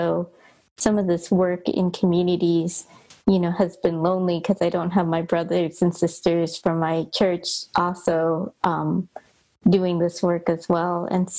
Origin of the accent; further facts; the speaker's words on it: Los Angeles, California, United States; Hi, everybody. … I grew up in Los Angeles in a Chinese American church.